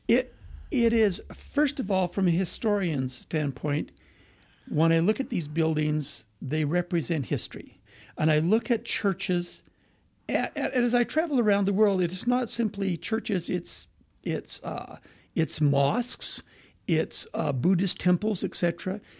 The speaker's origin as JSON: {"language": "English", "town": "Moses Lake", "region": "Washington", "country": "United States", "tie": "born or raised there", "also_born_or_lived": "Price, Utah / Quebec", "moved": "yes", "said": "we moved to the Pacific Northwest, and I grew up in a little farming town, uh, called Moses Lake"}